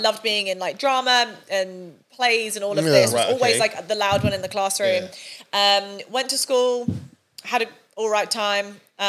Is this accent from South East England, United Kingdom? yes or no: yes; Sunningdale, South East England, United Kingdom; I grew up in a really, really small village called Sunningdale. Really nice area actually, mm-hmm. But still on a council estate.